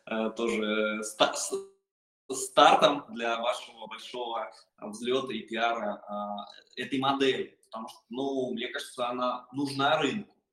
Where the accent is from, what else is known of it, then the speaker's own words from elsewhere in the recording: Saint Petersburg, Russia; я сам из